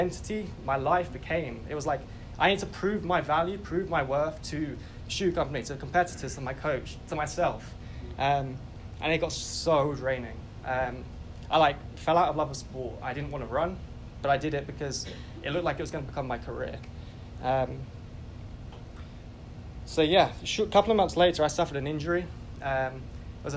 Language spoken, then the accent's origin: English; England, United Kingdom; I grew up as most English boys